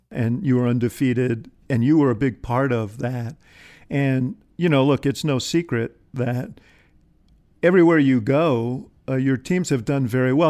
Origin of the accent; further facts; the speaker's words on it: Chicago, Illinois, United States; I'm a Chicagoan